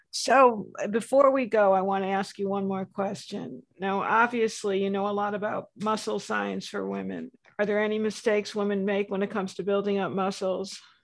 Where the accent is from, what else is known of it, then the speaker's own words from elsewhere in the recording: New England, United States; moved away; I'm from New England